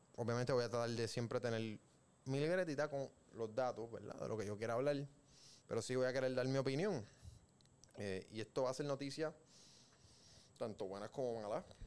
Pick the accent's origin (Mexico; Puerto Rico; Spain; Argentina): Puerto Rico